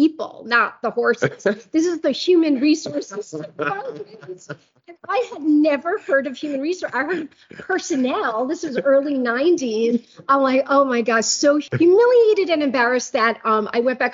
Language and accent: English; New York City, New York, United States; I was born and raised in Queens, which is a borough of New York City